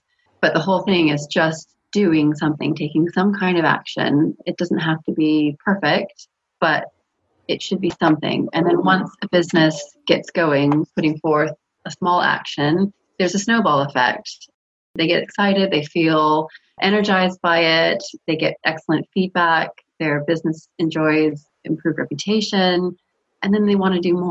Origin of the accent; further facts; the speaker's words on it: California, United States; moved away as an adult; now in United Kingdom; I grew up in California